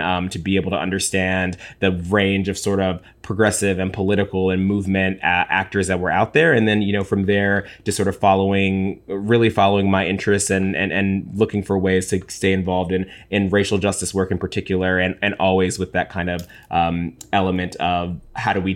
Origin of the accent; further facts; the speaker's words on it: Cincinnati, Ohio, United States; I'm from Ohio. Actually, Ashley and I are both from Cincinnati, Ohio.